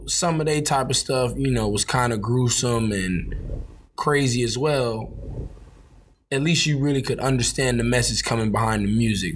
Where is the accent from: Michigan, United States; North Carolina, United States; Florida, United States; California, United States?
California, United States; Los Angeles; I'm from South Central LA.